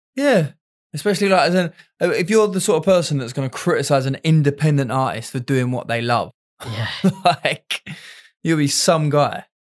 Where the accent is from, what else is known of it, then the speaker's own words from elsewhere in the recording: England, United Kingdom; me being English out there